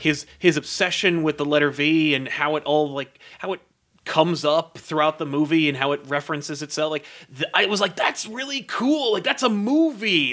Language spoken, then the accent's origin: English; United States; as an American, I don't believe I have an accent